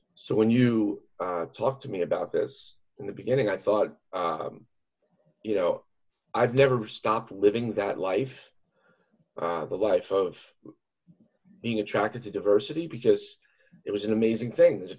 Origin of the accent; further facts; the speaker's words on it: New York City, New York, United States; now in Central Pennsylvania, United States; having grown up in, in New York City